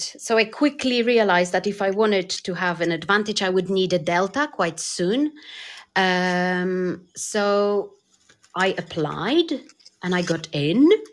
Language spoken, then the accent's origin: English; Poland; English is a second language; moved away; I'm originally from Poland